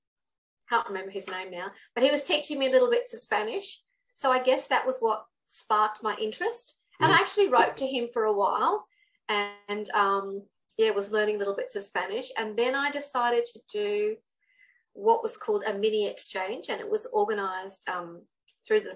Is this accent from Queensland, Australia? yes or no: yes; Gladstone, Queensland, Australia; Gladstone, my hometown